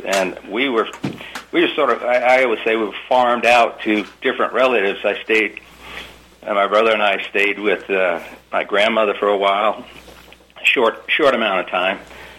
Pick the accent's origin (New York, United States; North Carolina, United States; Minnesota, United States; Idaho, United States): New York, United States; New York City; I was born in New York, Queens, New York, and from great parents